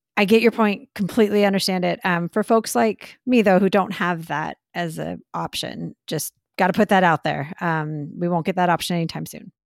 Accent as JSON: {"language": "English", "region": "Texas", "country": "United States", "said": "I love my home state"}